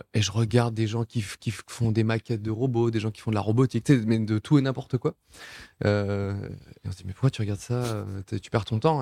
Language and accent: French; Nice, Provence-Alpes-Côte d'Azur, France; c'est le pays où j'ai toujours vécu. Je suis né en France, à, Nice, dans le sud de la France.